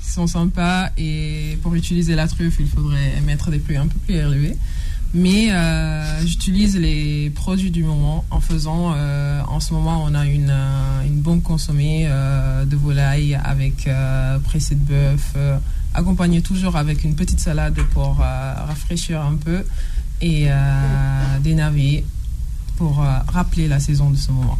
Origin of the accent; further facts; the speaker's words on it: Italy; moved away as an adult; now in France; j'ai grandi, grandi, en Italie et j'ai fait mes études en Italie aussi